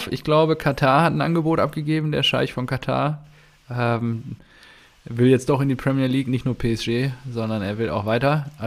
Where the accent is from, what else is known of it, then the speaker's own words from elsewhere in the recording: Dortmund, North Rhine-Westphalia, Germany; das haben wir {S0} ja als Dortmunder schon häufiger erfahren oder dass Züge angehalten wurden oder dann wieder nach Hause geschickt wurden und so.